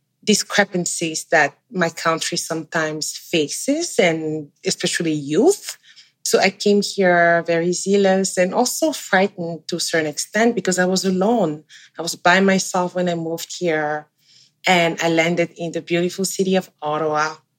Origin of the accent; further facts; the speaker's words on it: Cameroon; now in Canada; I'm originally from Central Africa, a country called Cameroon. It's bilingual like Canada, with French and English as the main languages. I immigrated here a little over 12 years ago